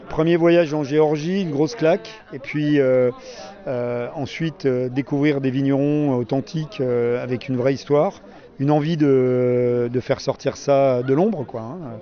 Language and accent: French; Burgundy, Bourgogne-Franche-Comté, France; je viens de Bourgogne